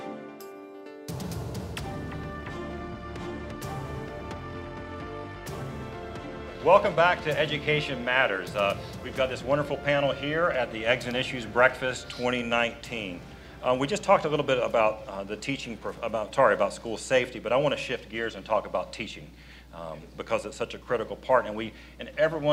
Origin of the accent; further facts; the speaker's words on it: Fayetteville, North Carolina, United States; growing up in Fayetteville